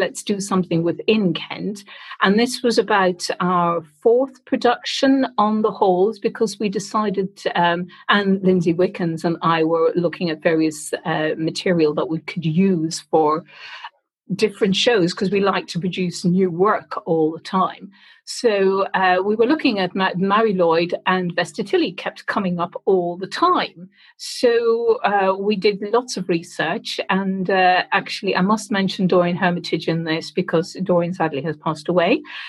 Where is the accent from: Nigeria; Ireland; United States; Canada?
Ireland; moved away as an adult; now in United Kingdom; Well, I came over from Ireland with a theatre company in 1986, and we played in the Old Vic